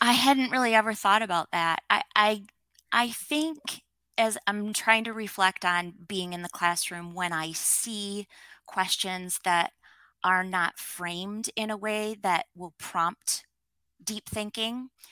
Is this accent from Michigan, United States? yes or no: yes; Michigan, United States; I grew up in Michigan in the States